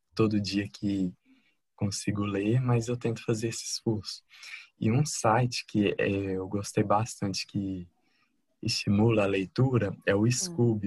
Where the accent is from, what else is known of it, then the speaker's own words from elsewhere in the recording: Divinópolis, Minas Gerais, Brazil; Divinópolis, Minas Gerais